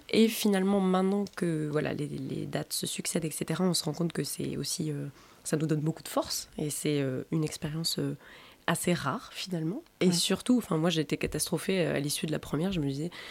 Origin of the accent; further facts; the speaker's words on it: Nouvelle-Aquitaine, France; Alors, je viens des Landes.